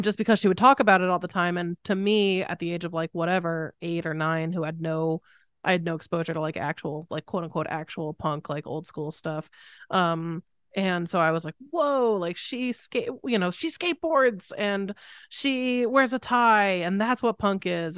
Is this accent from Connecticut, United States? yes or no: yes; Connecticut, United States; I grew up in Connecticut